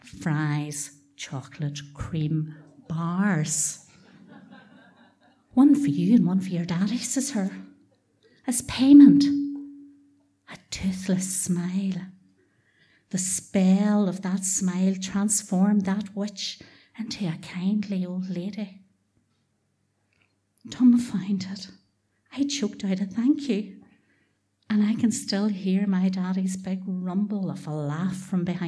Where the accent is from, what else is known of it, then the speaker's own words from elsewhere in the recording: Dungiven, Northern Ireland, United Kingdom; we were the children of Mitchell Crescent and Mitchell Park in Dungiven